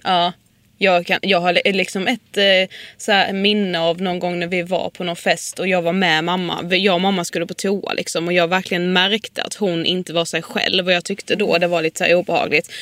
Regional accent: Karlshamn, Blekinge, Sweden; now in Stockholm, Sweden; där vi kommer från Karlshamn

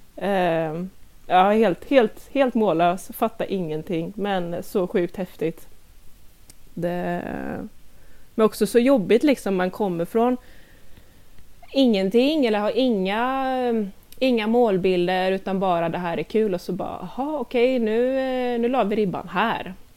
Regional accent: Gothenburg, Västra Götaland, Sweden; moved away as an adult; now in Lilla Edet, Sweden; jag är dock ursprungligen från Göteborg eh, så jag flyttade hit med min kära sambo Christian för ungefär två år sedan

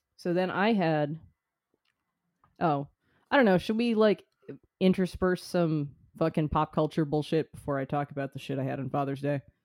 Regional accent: United States; as an American

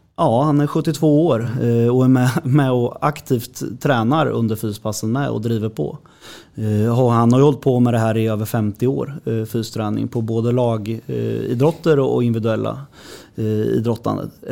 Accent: Hallsberg, Örebro County, Sweden; jag är uppfostrad i Hallsberg, i HK Järnvägen

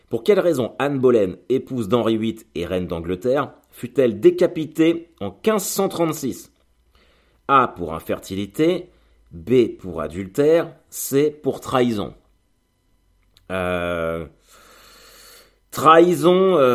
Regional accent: Normandy, France; Moi, je suis de Normandie, je sais très bien que c'est Rouen

